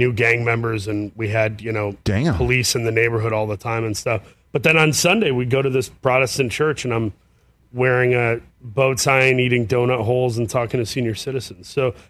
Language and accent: English; Saginaw, Michigan, United States; Originally from Saginaw, Michigan.